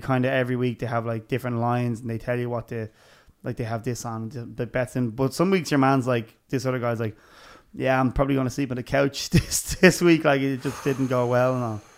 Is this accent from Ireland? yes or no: yes; Dublin, Leinster, Ireland; we're from Dublin